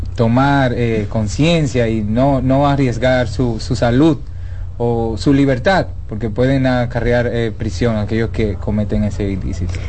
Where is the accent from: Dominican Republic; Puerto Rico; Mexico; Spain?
Dominican Republic; como buenos dominicanos que somos